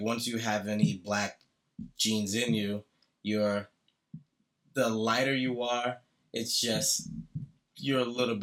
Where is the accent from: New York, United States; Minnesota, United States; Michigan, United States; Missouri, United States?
New York, United States; New York City; growing up in Canarsie, Brooklyn